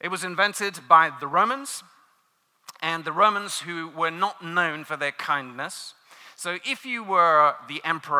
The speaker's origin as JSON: {"language": "English", "region": "London", "country": "United Kingdom", "tie": "born or raised there", "moved": "yes", "said": "I'm not from these parts of the world. I grew up in London"}